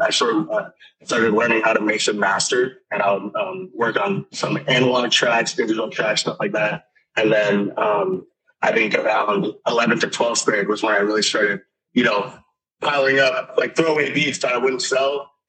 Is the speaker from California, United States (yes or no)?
yes; Thousand Oaks, California, United States; now in Arizona, United States; Yeah, I'm in Arizona right now, but I'm from Thousand Oaks, California.